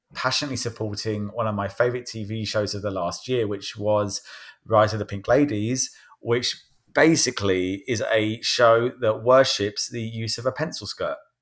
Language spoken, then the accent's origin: English; Croydon, London, United Kingdom; now in United States; My Hometown of Croydon